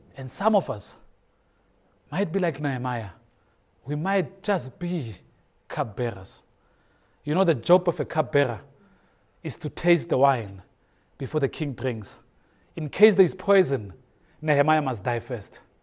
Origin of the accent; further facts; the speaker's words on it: Soweto, Gauteng, South Africa; I grew up in Soweto